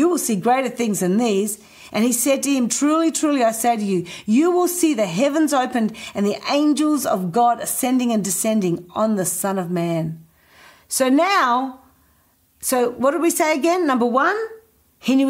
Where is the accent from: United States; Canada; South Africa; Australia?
Australia; Adelaide, South Australia; moved away; also born or lived in Indonesia; growing up in Adelaide. He saw me move to Indonesia.